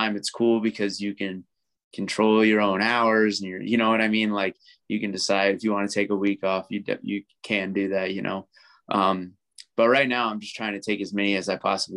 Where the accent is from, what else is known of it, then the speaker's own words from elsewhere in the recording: Atlanta, Georgia, United States; it was my hometown crowd. It was in Atlanta